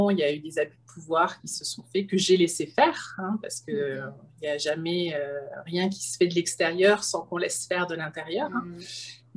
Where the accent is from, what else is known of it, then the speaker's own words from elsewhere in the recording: France; now in Canada; J'ai immigré de France, euh, un beau projet, une grande, euh, un grand lâcher-prise.